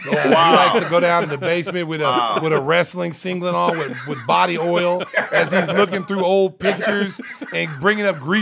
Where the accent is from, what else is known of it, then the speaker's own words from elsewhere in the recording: Oklahoma, United States; that's when I'm coming from Oklahoma at that time